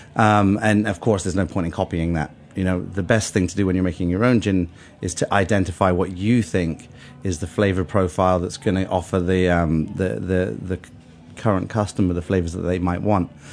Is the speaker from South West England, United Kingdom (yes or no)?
yes; Bath, South West England, United Kingdom; moved away as an adult; also born or lived in London; Bath. Uh, it's oh. a town west of uh, England